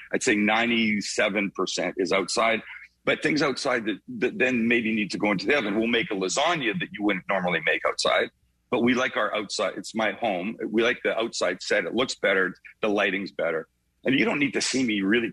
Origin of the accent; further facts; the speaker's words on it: Vancouver, British Columbia, Canada; accent: Canadian; moved away; I'm from Vancouver, West Coast, prettiest part of the country, we think.